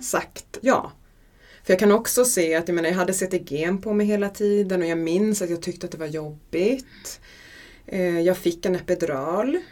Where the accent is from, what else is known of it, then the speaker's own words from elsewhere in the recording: Gotland, Sweden; Jag föddes på Gotland